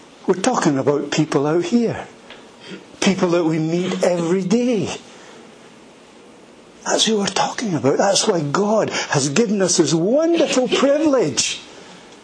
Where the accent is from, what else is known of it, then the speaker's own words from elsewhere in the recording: Edinburgh, Scotland, United Kingdom; I was born in Edinburgh, in a place called Leith, and I grew up there.